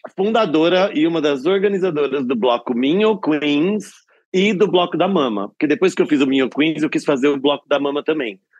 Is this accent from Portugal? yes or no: no; Nova Odessa, São Paulo, Brazil; now in São Paulo, Brazil; Eu sou de Nova Odessa, que é antes de Americana, depois de Campinas.